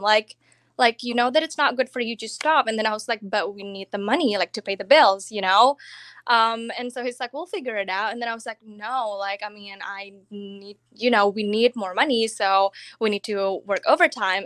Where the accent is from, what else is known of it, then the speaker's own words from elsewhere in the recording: Indonesia; English is a second language; moved away as an adult; now in Florida, United States; I'm already from Indonesia. I came to America, I came to college in two thousand twelve